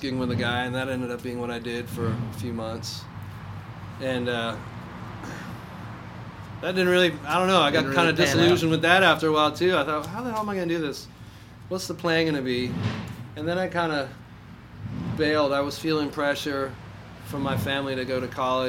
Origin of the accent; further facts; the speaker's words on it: Canada; moved away as an adult; also born or lived in Toronto / New York City / San Francisco; now in Nashville, United States; I'm from Canada